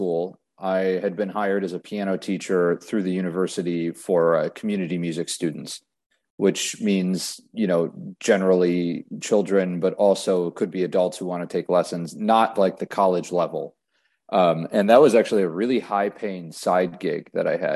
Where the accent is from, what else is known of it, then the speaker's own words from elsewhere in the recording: Whitefish Bay, Wisconsin, United States; moved away as an adult; also born or lived in Ohio; now in Winston-Salem, United States; I grew up in Whitefish Bay, Wisconsin, which is a suburb of Milwaukee